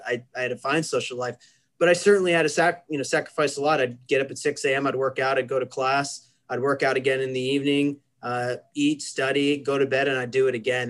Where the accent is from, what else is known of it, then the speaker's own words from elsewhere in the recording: Kansas, United States; moved away as an adult; I grew up in the center of the United States in a, in, in a state called Kansas